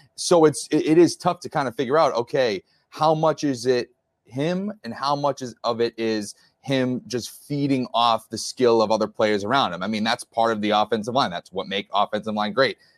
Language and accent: English; New England, United States; I'm from New England, I, I'm a, a Patriots guy